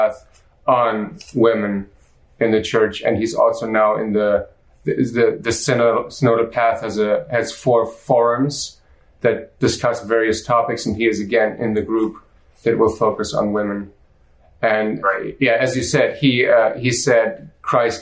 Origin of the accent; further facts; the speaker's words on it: Germany; moved away as an adult; also born or lived in Austria; now in United States; I was born and raised in Germany